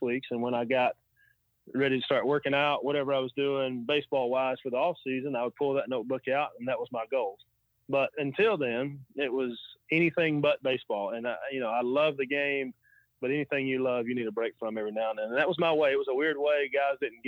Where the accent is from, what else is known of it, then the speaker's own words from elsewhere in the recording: Alabama, United States; I was from Alabama